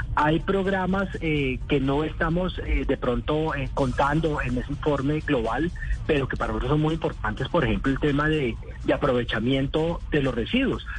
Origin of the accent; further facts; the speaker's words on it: Colombia; como colombiano